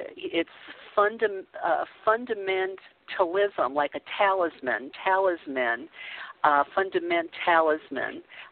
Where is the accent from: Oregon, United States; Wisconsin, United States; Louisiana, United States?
Louisiana, United States; New Orleans; moved away as an adult; I came up in New Orleans